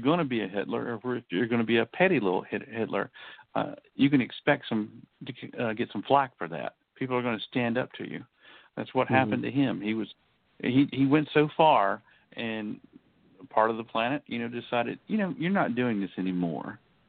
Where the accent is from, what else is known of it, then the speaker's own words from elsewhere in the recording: United States; I was born, white. I was born male. I'm heterosexual. I'm American and middle class.